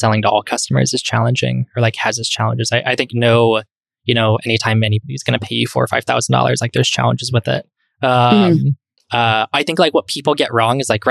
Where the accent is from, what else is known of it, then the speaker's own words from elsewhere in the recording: East Bay, Bay Area, California, United States; moved away as an adult; now in Miami, United States; I grew up in the Bay Area in the East Bay